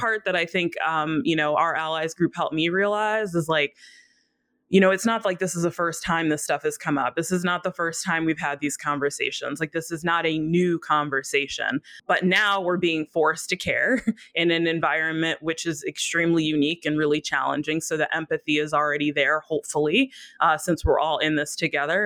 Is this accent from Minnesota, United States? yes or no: yes; Minneapolis, Minnesota, United States; my hometown of Minneapolis